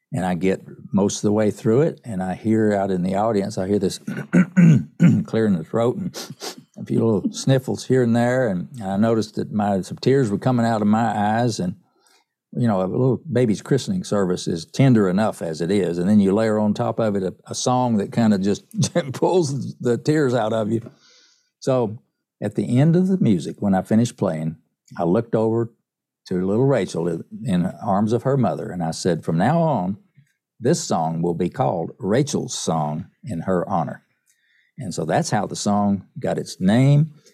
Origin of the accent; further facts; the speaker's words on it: East Tennessee, United States; I grew up in East Tennessee, up in the mountains of East Tennessee